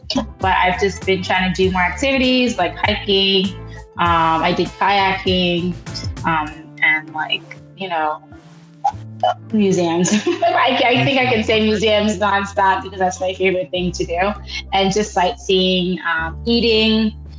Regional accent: Silver Spring, Maryland, United States; also born or lived in Haiti; So me and my brother and my mom moved to Maryland, Silver Spring, Maryland, where we were raised in Silver Spring, Maryland, did our schooling in high school and further studies.

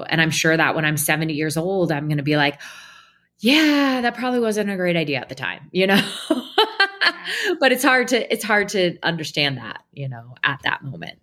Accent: Portland, Oregon, United States; I was born and raised in Portland, Oregon

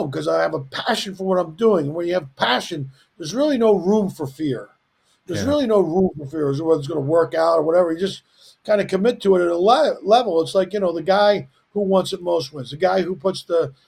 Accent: Philadelphia, Pennsylvania, United States; I'm from Philly

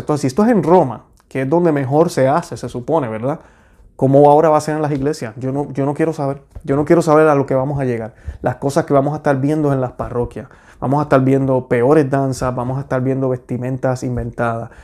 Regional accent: Puerto Rico; yo que soy puertorriqueño

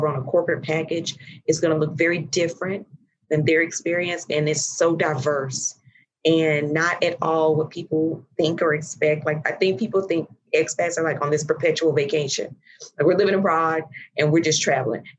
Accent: Chattanooga, Tennessee, United States; moved away as an adult; also born or lived in Indianapolis / London; I am from Chattanooga, Tennessee

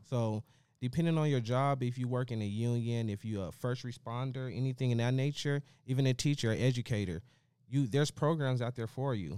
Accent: Las Vegas, Nevada, United States; I come from West Las Vegas. I come from the urban area, the inner city

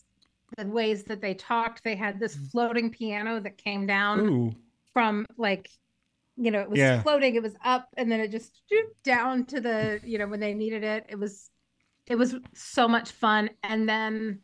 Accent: Texas, United States; as a Texan

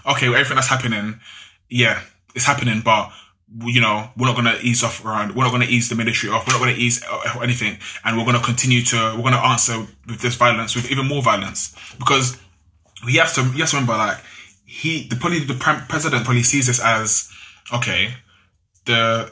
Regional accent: London, United Kingdom; if my parents actually didn't come to UK, like to London

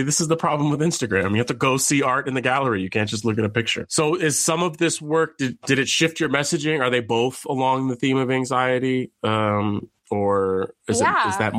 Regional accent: San Francisco, California, United States; Nikki Lau was born and raised in San Francisco, California, my hometown.

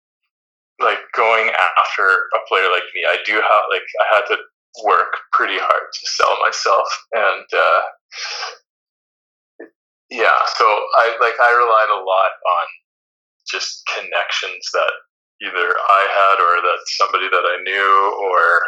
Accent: Canada; moved away as an adult; also born or lived in Netherlands; you're always the foreigner as a Canadian

